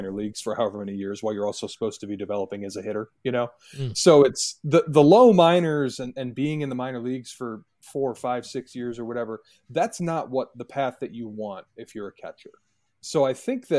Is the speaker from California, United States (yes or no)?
no; Michigan, United States; my home state